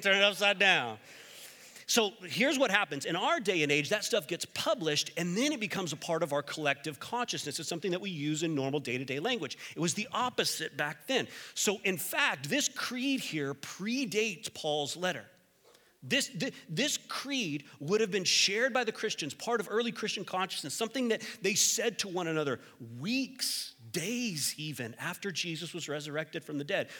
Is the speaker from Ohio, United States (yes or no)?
no; Texas, United States; moved away; I'm from Texas